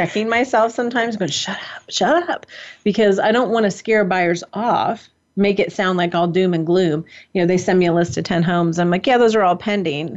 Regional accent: San Mateo, California, United States; now in Monroe County, United States; I was born in San Mateo

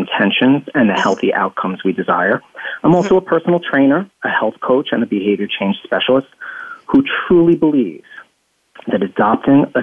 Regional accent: upstate New York, United States; also born or lived in Staten Island, New York; I actually grew up in upstate New York, a relatively rural area

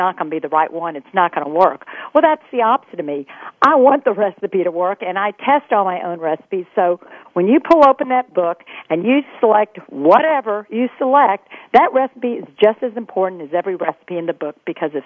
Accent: Texas, United States; I grew up in Texas

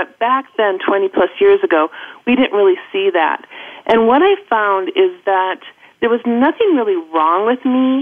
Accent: Minnesota, United States; accent: Midwest; moved away as an adult; also born or lived in Los Angeles; I grew up and went to college in Minnesota

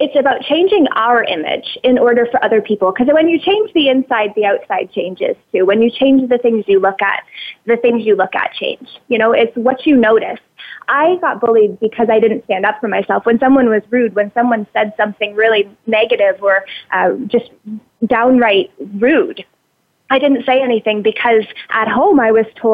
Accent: Ontario, Canada; I grew up in Ontario on a tobacco farm and living next door to my grandparents

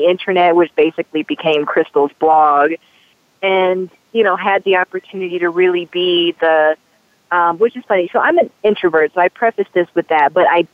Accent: Michigan, United States; moved away as an adult; now in Denver, United States; I moved to Colorado from my home state of Michigan a few years ago

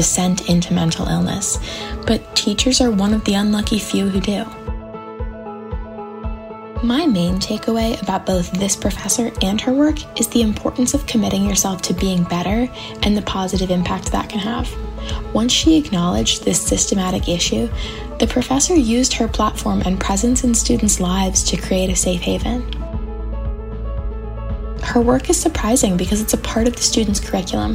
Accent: Savannah, Georgia, United States; I'm from Savannah, Georgia

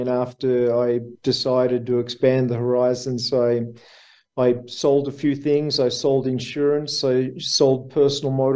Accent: Melbourne, Victoria, Australia; accent: Aussie; I was born in Melbourne, Australia. I grew up in Melbourne, Australia

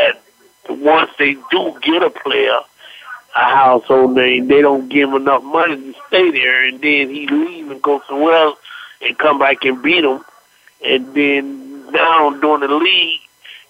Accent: Florida, United States; I'm from Florida. I'm from Lousy. I've been here all my life.

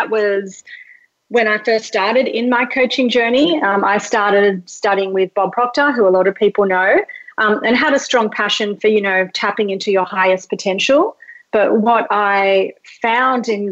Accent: Australia; English is a second language; also born or lived in Mauritius; I was like born in Mauritius, which is like a tiny little island, came to Australia when I was 2, didn't speak English

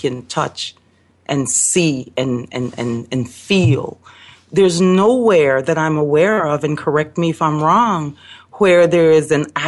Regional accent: Belize; now in Chicago, United States; I live in Chicago, but coming from Belize and being born in Belize I come from a different framework.

